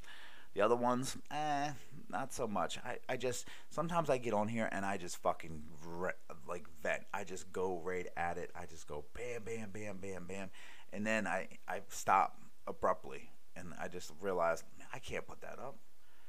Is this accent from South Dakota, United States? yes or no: no; Baltimore, Maryland, United States; also born or lived in Honolulu / Cleveland; I used to live in Honolulu, Hawaii. I used to live in Cleveland, Ohio. I used to live, and I'm from Baltimore.